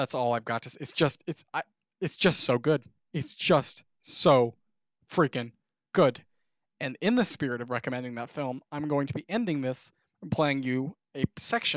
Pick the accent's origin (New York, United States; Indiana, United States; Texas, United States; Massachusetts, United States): Indiana, United States; Indiana because that's my home state